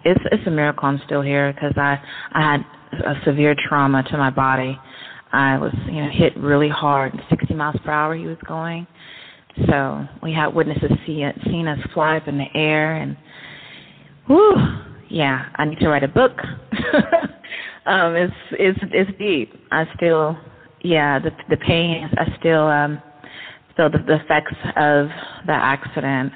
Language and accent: English; Berkeley, California, United States; also born or lived in Oakland, California / San Francisco, California; now in Pittsburg, United States; I'm actually from Berkeley, but been around Oakland, San Francisco, and the city